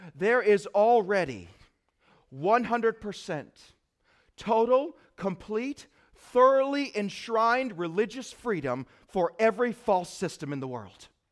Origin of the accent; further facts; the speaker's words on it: United States; am I an American first